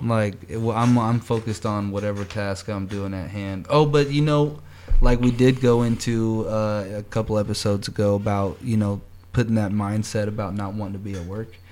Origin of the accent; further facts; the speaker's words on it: Kansas City, Missouri, United States; I'm from Kansas City